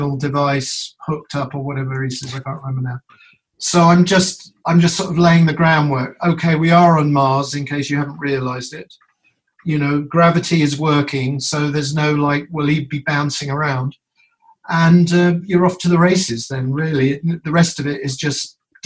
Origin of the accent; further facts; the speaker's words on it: United Kingdom; now in United States; I'm a Brit originally